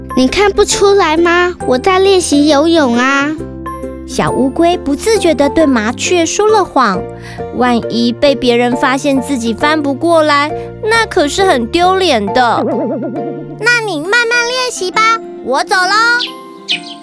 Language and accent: Chinese; Kaohsiung, Taiwan; 我来自高雄市，我今年要读小一了